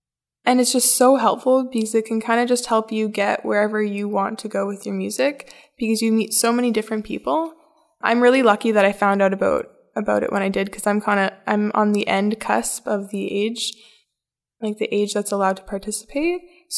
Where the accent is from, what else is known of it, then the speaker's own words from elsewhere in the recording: Red Rock, Ontario, Canada; I'm from Red Rock, Ontario, a really small little town, the hometown of Live from the Rock Folk Festival.